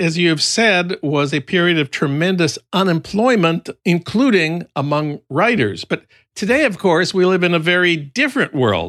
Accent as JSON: {"language": "English", "town": "St. Paul", "region": "Minnesota", "country": "United States", "tie": "born or raised there", "said": "That's news from my hometown of St. Paul"}